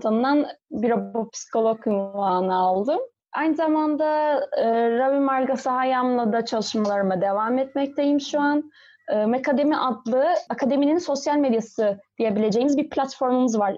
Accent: İzmir, Turkey; 1995 e, yılında İzmir'de doğdum.

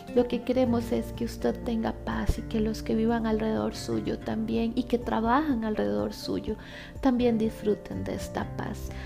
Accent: Costa Rica; also born or lived in San José, Costa Rica; mi país de origen, ¿verdad? Costa Rica, de donde estoy, San José, Costa Rica.

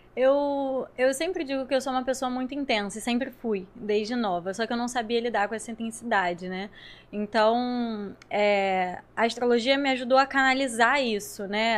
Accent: Rio de Janeiro, Brazil; eu sou daqui do Rio

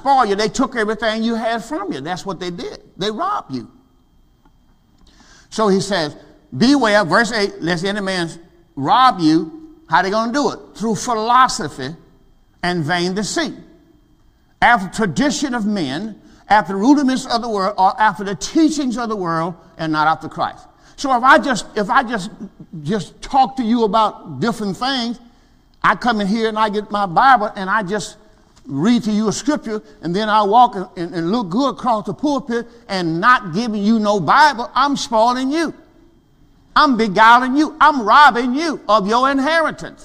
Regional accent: Mississippi, United States; I'm from Mississippi, the country

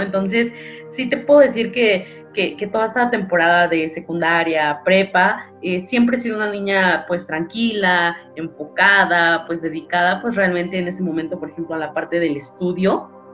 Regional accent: Mexico City, Mexico; soy 100% chilanga, soy nacida aquí exactamente en la Ciudad de México.

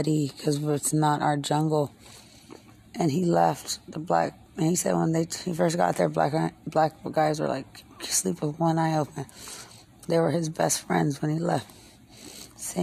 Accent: Lubbock, Texas, United States; I'm from Lubbock. We're a lot more serious

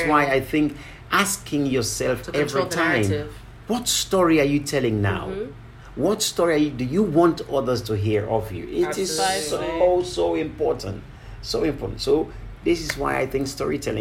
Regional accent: Kamakwie, Northern Province, Sierra Leone; growing up in Kamakwe was always lovely, because as I sat with my grandmother and my uncles every night, we just listened to stories as children.

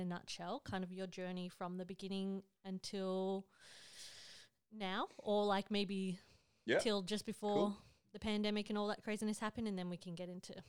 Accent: Australia; born or raised there; moved away

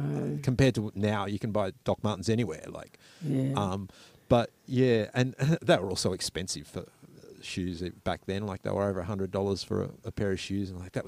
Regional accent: Sydney, New South Wales, Australia; moved away as an adult; also born or lived in Melbourne; I'm from Sydney.

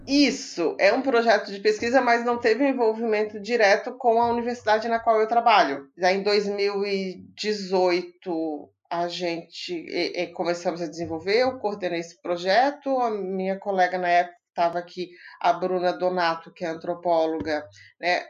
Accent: Imbituba, Santa Catarina, Brazil; now in Florianópolis, Brazil; eu sou de Imbituba, aqui pertinho no sul de Santa Catarina, pertinho de Florianópolis, mas moro aqui há um tempão.

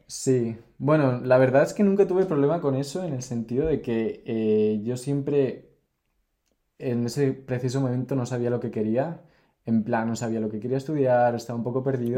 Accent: near Santander, Cantabria, Spain; moved away as an adult; also born or lived in Mexico City, Mexico / Germany / Barcelona, Spain / Denmark; yo nací en México, pero me fui muy pequeño a España, me vine muy pequeño a España cuando tenía dos años. Y viví en Santander toda mi vida, en Cantabria, bueno, no en Santander, sino en un pueblo cerca. Em, y después, bueno, crecí allí, fui al colegio allí, fui al instituto allí

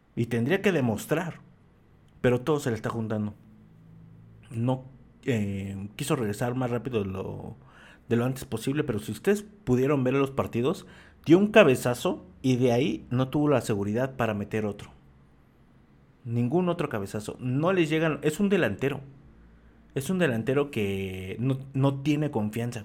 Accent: Mexico; como mexicanos

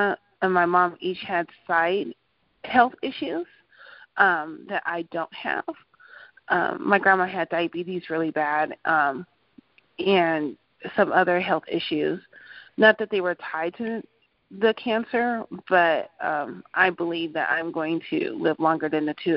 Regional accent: Denver, Colorado, United States; also born or lived in Anchorage, Alaska; We're from Denver, Colorado, but my mom had moved to Anchorage, Alaska when I was eight. I lived up there for a little bit for her and came back home to Denver

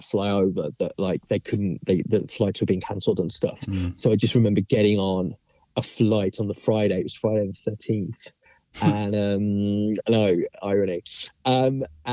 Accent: England, United Kingdom; now in New York, United States; I'm an Englishman in New York

